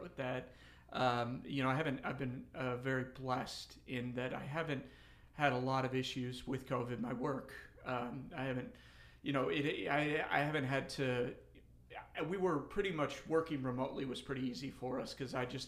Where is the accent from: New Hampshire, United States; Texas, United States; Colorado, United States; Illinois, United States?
Colorado, United States; Denver; I grew up in Colorado, South Denver, went to Cherry Creek High School